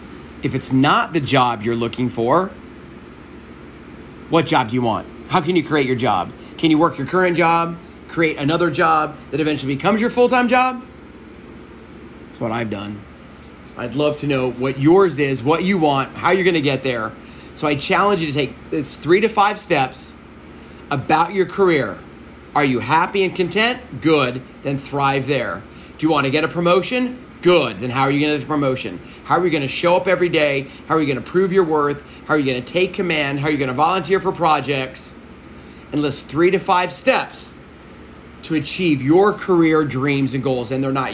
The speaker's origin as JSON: {"language": "English", "region": "Texas", "country": "United States", "tie": "born or raised there", "said": "I can work at the largest gas station in Texas, which is right in my hometown."}